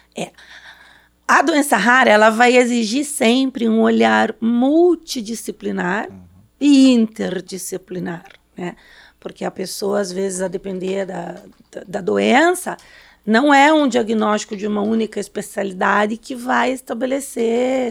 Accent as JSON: {"language": "Portuguese", "region": "São Paulo", "country": "Brazil", "said": "sou de São Paulo."}